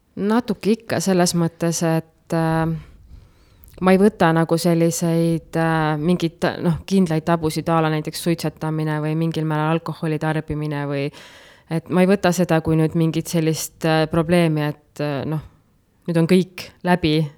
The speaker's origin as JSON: {"language": "Estonian", "town": "Nõuni", "region": "Valga County", "country": "Estonia", "tie": "born or raised there", "moved": "as an adult", "lives_now": "Puka, Estonia", "said": "ma sündisin äh, tegelikult Kohtepää lähedal Nõuni külas mm. ja kasvasin seal, alustasin kooliteed Nõuni algkoolis. edasi liikusin Otepää gümnaasiumisse"}